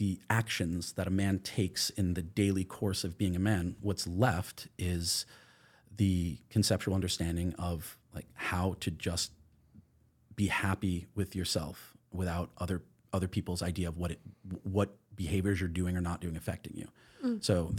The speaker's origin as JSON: {"language": "English", "region": "New York", "country": "United States", "tie": "born or raised there", "said": "I have the advantage of having been born in New York. Mm-hmm. I grew up just outside of New York City, and I am from a liberal family."}